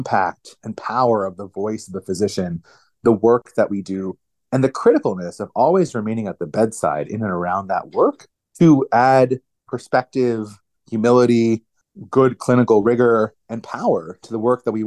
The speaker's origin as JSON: {"language": "English", "country": "United States", "tie": "born or raised there", "said": "I grew up outside of Washington, D.C., inside the Beltway"}